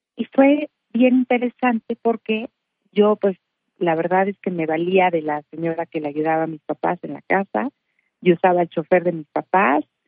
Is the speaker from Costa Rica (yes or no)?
no; Morelia, Michoacán, Mexico; yo nací en Morelia, soy de Morelia, Michoacán